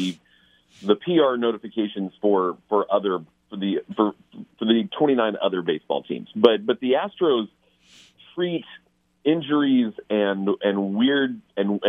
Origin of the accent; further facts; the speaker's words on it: England, United Kingdom; moved away; I was born in England